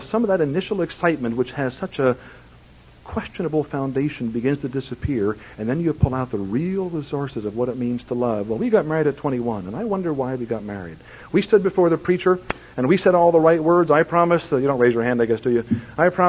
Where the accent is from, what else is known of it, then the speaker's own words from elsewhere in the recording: Plymouth Meeting, Pennsylvania, United States; I was raised in Plymouth Meeting, Pennsylvania